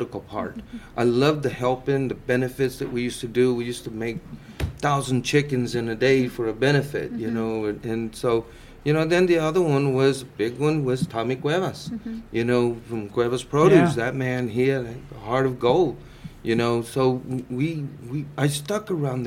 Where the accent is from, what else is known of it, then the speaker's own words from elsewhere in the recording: Plainview, Texas, United States; moved away as an adult; now in San Marcos, United States; I'm originally from the Panhandle. Mm-hmm. Plainview, Texas